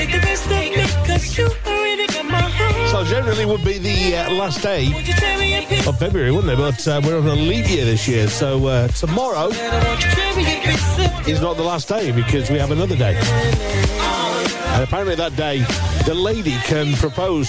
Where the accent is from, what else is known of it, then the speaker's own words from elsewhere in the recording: United Kingdom; we're British